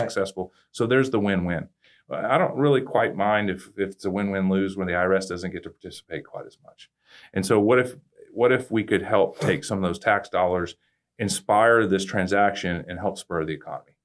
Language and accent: English; Katy, Texas, United States; also born or lived in Cypress, Texas; I live out in Katy now. I'm from Katy, but I moved back out there about five years ago